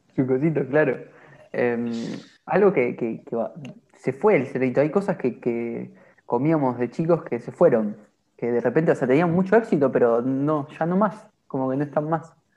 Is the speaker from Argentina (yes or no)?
yes; Argentina; como argentinos